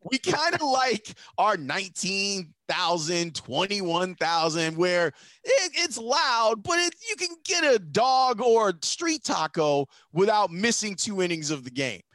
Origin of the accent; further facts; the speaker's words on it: Chicago, Illinois, United States; I'm from Chicago